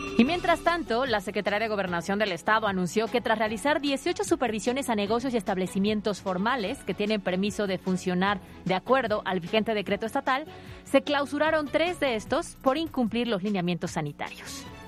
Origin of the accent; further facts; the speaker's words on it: Puebla, Mexico; Nosotros, como poblanos